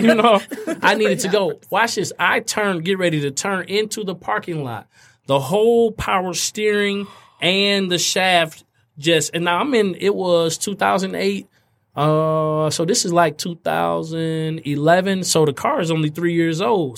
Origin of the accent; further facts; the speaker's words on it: Fort Wayne, Indiana, United States; those who I grew up with in Fort Wayne, Indiana